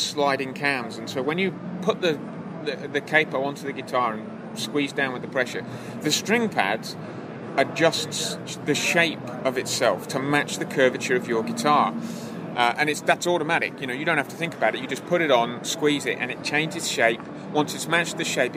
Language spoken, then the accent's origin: English; England, United Kingdom; I'm not from around here. I'm from sunny Blighty. Yes, I'm from England.